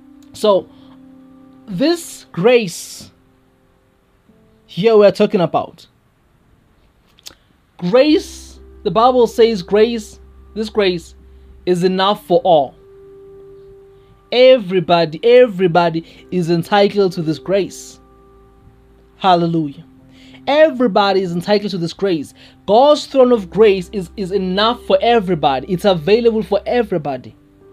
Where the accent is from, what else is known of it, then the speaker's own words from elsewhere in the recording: South Africa; first language Zulu; English is a second language; especially in my home language, my mother tongue, isiZulu